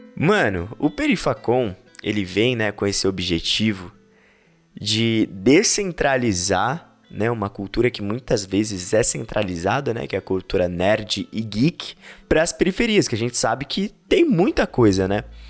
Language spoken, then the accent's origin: Portuguese; São Paulo, Brazil; A gente é daqui da Zona Leste de São Paulo